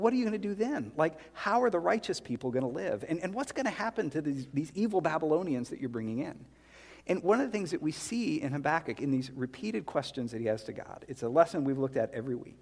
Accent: South Carolina, United States; moved away; I grew up in South Carolina. Well, sixth grade through high school, we were in South Carolina

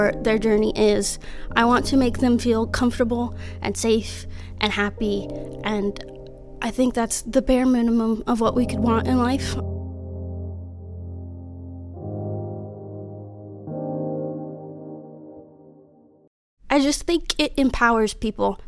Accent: Biloxi, Mississippi, United States; moved away as an adult; also born or lived in Denver, Colorado / Pittsburgh, Pennsylvania; now in San Diego, United States; I grew up in South Mississippi, besides a minor detour to Pittsburgh a couple years after Katrina. But most of my life was spent on the Gulf Coast in Biloxi, Mississippi

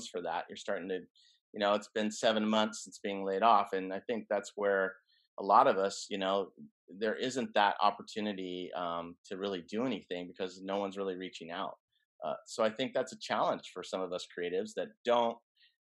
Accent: Colorado, United States; moved away as an adult; now in California, United States; I grew up in Colorado, so that's kind of where my base was

